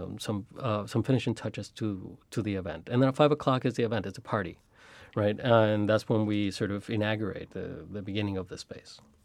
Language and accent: English; Chicago, Illinois, United States; also born or lived in Mexico; Growing up in Chicago